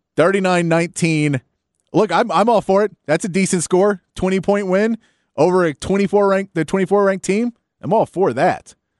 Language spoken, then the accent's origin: English; Austin, Texas, United States; I grew up in Northwest Austin. I went to Westwood High School.